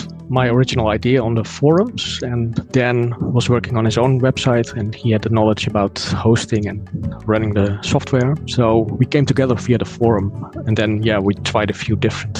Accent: Netherlands; from the Netherlands

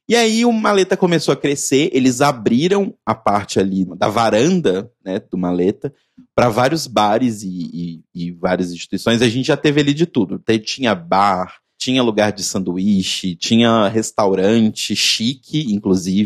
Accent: Belo Horizonte, Minas Gerais, Brazil; moved away; lá da minha terra natal

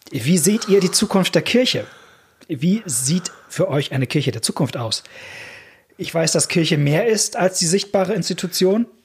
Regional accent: Rhineland, Germany; Auch wenn ich an meine alte Heimatgemeinde im Rheinland denke, saß neben mir eine Frau aus Ostpreußen

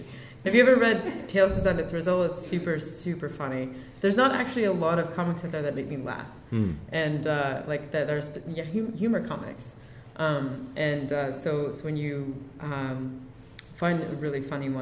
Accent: Canada; also born or lived in New York; We don't get castles in Canada.

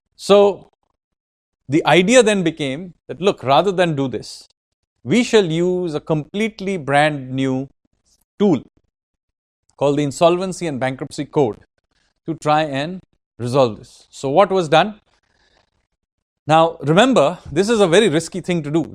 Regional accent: Kolkata, West Bengal, India; I am from Kolkata

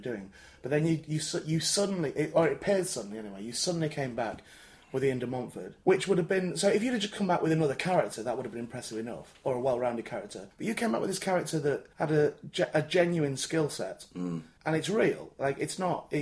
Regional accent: St Helens, North West England, United Kingdom; I'm from St. Helens.

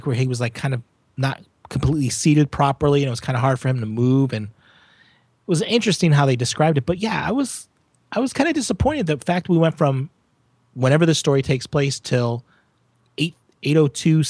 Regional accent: United States; I'm American

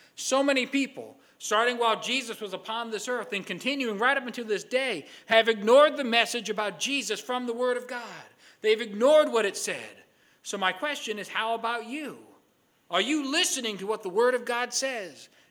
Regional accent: Stratford, Connecticut, United States; moved away as an adult; also born or lived in Niles, Ohio; I am from the town of Stratford, Connecticut

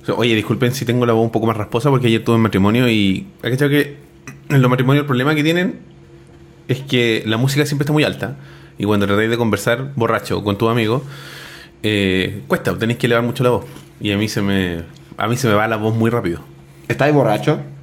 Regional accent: Chile; tenemos nosotros como chilenos

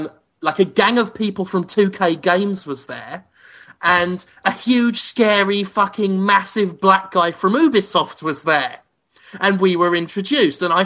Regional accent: England, United Kingdom; now in Mississippi, United States; as an Englishman

